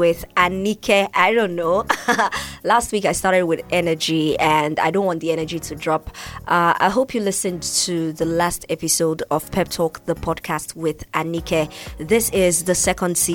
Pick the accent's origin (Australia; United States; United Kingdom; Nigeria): Nigeria; I'm from Nigeria